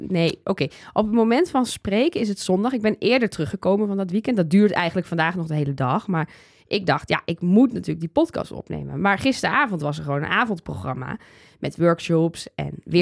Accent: Twente, Overijssel, Netherlands; Ik kom uit Twente

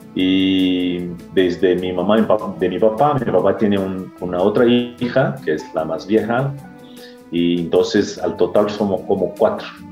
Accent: Osasco, São Paulo, Brazil; moved away; yo soy brasileño, eh, nací en una ciudad cerquita de San Paulo, que es Osasco

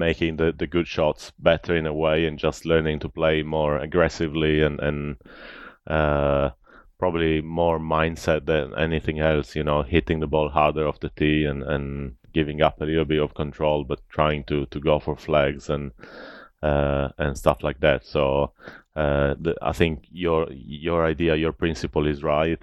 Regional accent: Italy; growing up in Italy

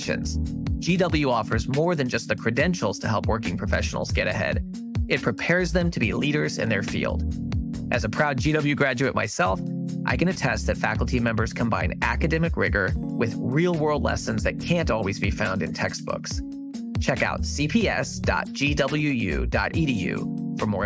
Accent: Kansas City, Missouri, United States; my hometown, Kansas City

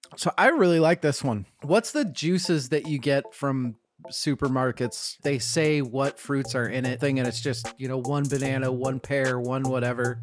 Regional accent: Boise, Idaho, United States; I was born in Boise

